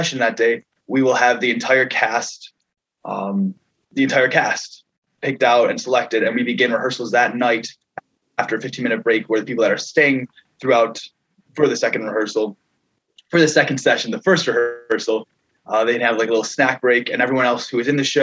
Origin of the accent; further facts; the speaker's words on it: New York, United States; Josh and I are actually from a little further east. I'm from New York